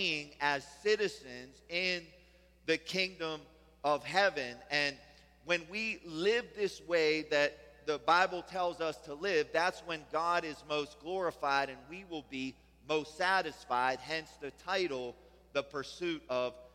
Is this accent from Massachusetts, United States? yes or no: no; Pittsburgh, Pennsylvania, United States; also born or lived in Germany; We're from Pittsburgh. We eat pierogies, right? Old ladies wear babushkas. We say yins.